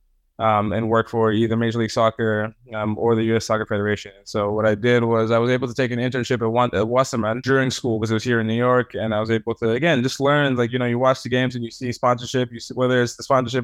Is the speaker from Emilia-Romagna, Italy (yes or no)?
no; Rome, Lazio, Italy; moved away; I was born in Rome. I grew up in Italy to Cameroonian parents